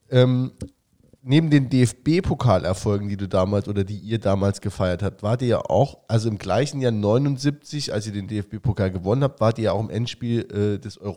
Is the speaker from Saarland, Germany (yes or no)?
yes; Saarland, Germany; sage, ich bin aus Saarland, Saarland geil